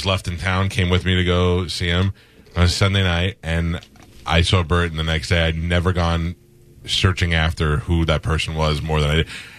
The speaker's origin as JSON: {"language": "English", "region": "New York", "country": "United States", "tie": "born or raised there", "said": "I grew up in New York."}